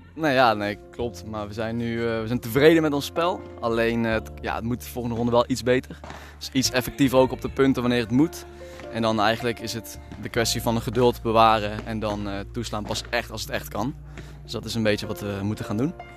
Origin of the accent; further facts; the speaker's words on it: Veghel, North Brabant, Netherlands; also born or lived in Maastricht; now in Amsterdam, Netherlands; Ik woon in Amsterdam. Geboren in Maastricht, verhuisd naar Veghel